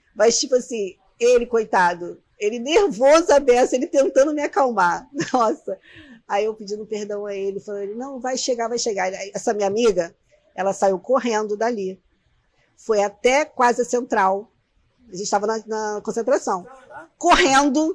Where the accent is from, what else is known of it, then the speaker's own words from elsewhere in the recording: Nova Iguaçu, Rio de Janeiro, Brazil; also born or lived in Belford Roxo; eu sou nascida em Nova Iguaçu, né? Mas eu fui acolhida por Belfort Roxo